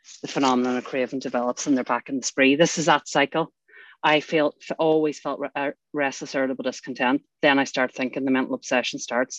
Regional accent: Northern Ireland, United Kingdom; I grew up in Northern Ireland

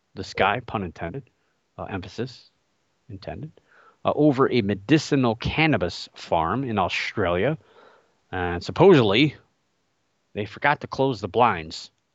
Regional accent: Cleveland, Ohio, United States; my hometown team, the Cleveland Cavaliers

